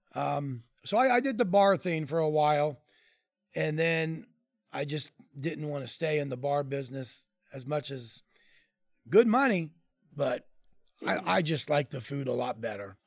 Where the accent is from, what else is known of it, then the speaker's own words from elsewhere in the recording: Columbus, Ohio, United States; I grew up in Clintonville.